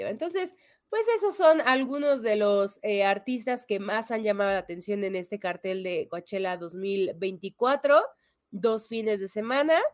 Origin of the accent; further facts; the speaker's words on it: Mexico; Sí, pero también por ahí, como mexicano, te digo, León.